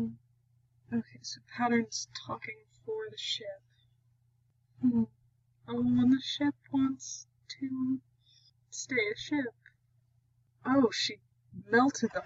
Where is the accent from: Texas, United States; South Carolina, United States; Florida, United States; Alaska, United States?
Texas, United States; I am from Texas, in case y'all didn't know. So I do say y'all